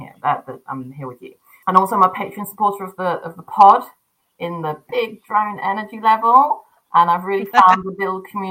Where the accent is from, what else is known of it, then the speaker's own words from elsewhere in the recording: United Kingdom; accent: British; now in Cambridge, United Kingdom; my accent is British. I'm recording this from Cambridge, UK.